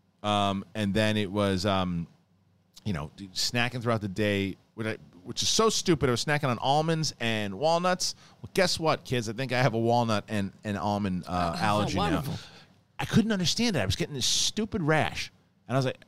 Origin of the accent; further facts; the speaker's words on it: New York City, New York, United States; I grew up in Bayside.